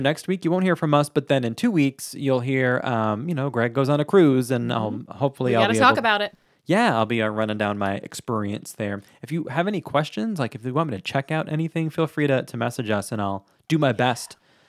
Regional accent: Long Island, New York, United States; now in Florida, United States; I grew up on Long Island, surrounded by ocean.

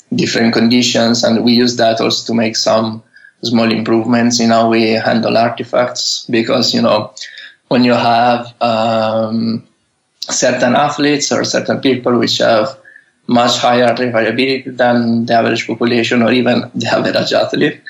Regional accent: Italy; moved away as an adult; also born or lived in Bologna, Italy / Netherlands; now in San Francisco, United States; from Italy, I, I was uh, in Italy until I think I was 25

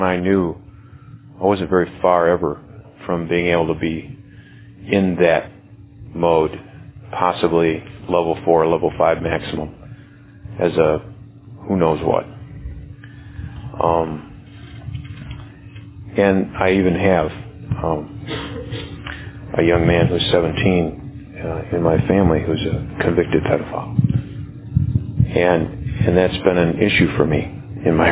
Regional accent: Michigan, United States; Being a native of Michigan, I've known about Jackson State all of my life.

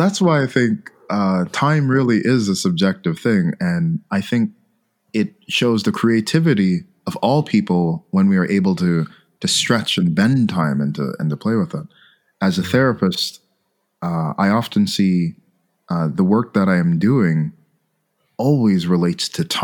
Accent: Montreal, Quebec, Canada; I hail from Montreal, Canada

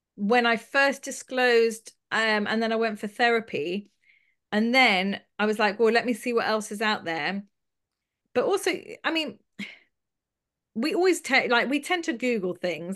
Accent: London, United Kingdom; I grew up in London

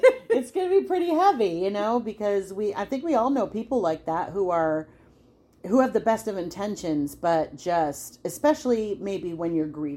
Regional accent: New York, United States; I'm a New Yorker, and we are not raised to necessarily see the bright side of things

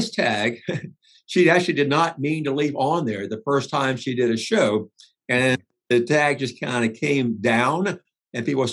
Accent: South Georgia, United States; moved away; I grew up in South Georgia. Mm-hmm. I grew up on a farm

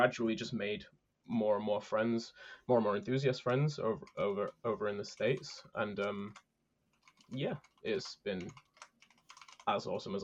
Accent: United Kingdom; I am a British coaster enthusiast

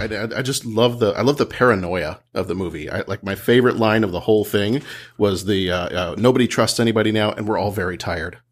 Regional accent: Texas, United States; moved away; my family lives down in Texas, and, and I'm from Texas originally

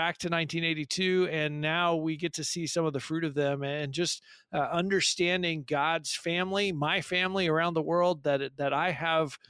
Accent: California, United States; also born or lived in Papua New Guinea

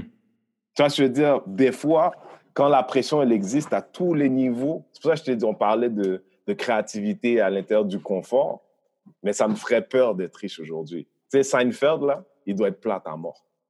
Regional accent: Haiti; now in Montreal, Canada; moi, je viens d'Haïti, un pays qui est indépendant depuis 200 ans à peu près

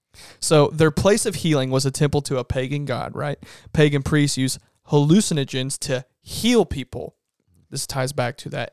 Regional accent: Medora, United States; I'm from Medora.

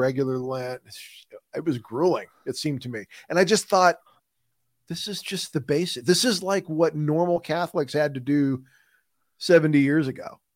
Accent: Midwest, United States; accent: Midwestern; my Midwestern accent

